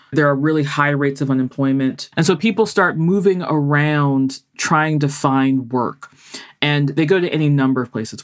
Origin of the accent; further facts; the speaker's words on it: United States; although I'm American